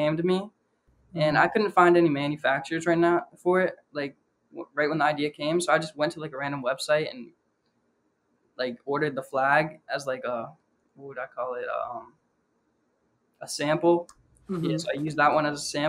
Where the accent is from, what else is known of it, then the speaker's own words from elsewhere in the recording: Pittsburgh, Pennsylvania, United States; I'm from Pittsburgh.